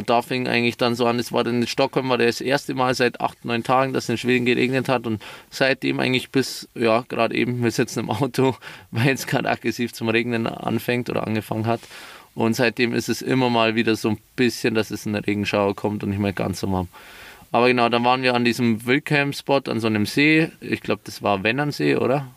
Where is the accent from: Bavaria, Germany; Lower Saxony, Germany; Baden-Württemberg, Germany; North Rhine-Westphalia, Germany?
Bavaria, Germany; near Munich; Nähe München